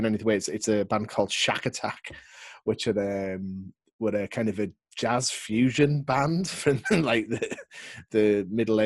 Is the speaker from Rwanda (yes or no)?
no; Barrow-in-Furness, North West England, United Kingdom; moved away; I'm originally from the Northwest, from a place called Barrow in Furness